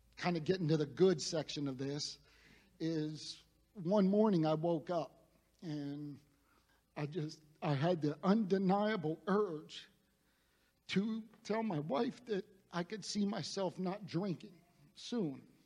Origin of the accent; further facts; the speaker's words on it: Youngstown, Ohio, United States; I grew up in Northeast Ohio in the Youngstown area, uh, very blue collar.